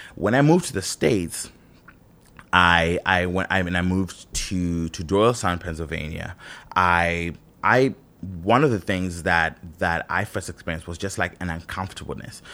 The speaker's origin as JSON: {"language": "English", "country": "Zimbabwe", "tie": "born or raised there", "said": "I grew up in Zimbabwe, where we were colonized"}